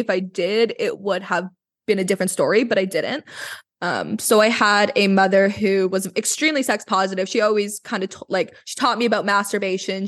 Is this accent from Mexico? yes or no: no; Vancouver, British Columbia, Canada; I am from Vancouver